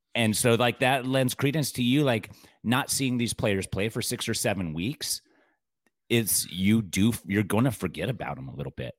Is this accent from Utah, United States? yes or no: yes; Utah, United States; I'm from Utah